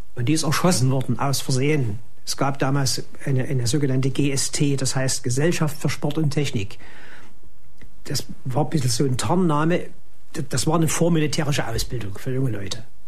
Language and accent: German; East Germany, Germany; bei uns in der DDR